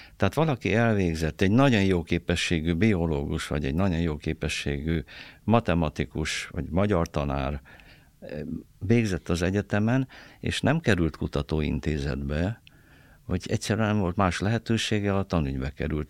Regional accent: Târgu Mureș, Mureș County, Romania; moved away as an adult; also born or lived in Cluj-Napoca / Nagykőrös; now in Hungary; az én szülővárosom Marosvásárhely

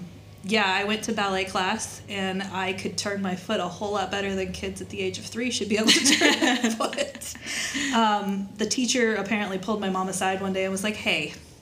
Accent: Wyoming, United States; moved away as an adult; also born or lived in Indiana; now in Florida, United States; So, I was born in Indiana. My dad did not want to be around farming all his life or all his kids' life. So, as soon as he could move us out of Indiana, we did. And he got transferred to Wyoming.

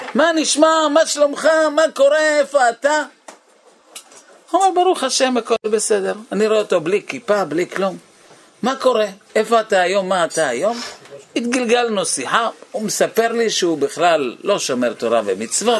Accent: Bnei Brak, Tel Aviv District, Israel; אני הייתי בני ברקי

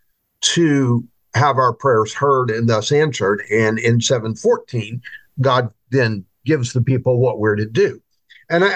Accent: United States; as American Christians

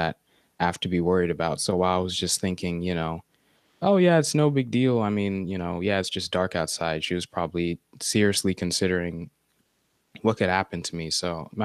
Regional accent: United States; me and my two sisters are like the first of our family born here in America

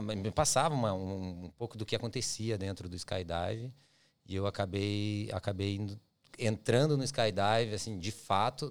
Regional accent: Curitiba, Paraná, Brazil; moved away as an adult; now in Australia; eu sou de Curitiba, na minha, uhum. minha, cidade, não é minha cidade natal, mas é a cidade que eu passei minha vida toda, minha família mora lá

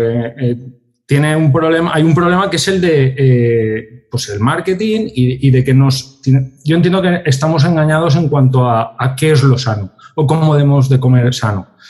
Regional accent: Valencia, Valencian Community, Spain; somos de Valencia

